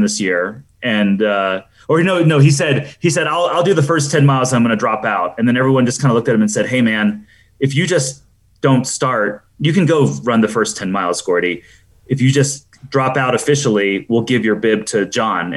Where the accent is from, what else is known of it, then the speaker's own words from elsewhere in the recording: the South, United States; moved away; I grew up in the South